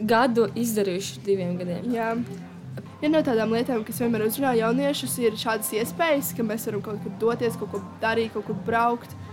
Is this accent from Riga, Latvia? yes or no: no; Līvāni, Latgale, Latvia; Un mēs esam no Līvāniem, precīzāk pārstāvam Līvānu no jauniešu domu.